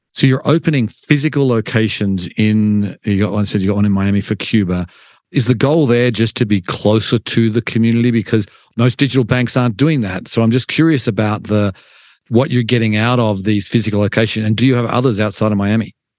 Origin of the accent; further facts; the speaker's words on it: Australia; now in United States; I'm an immigrant from Australia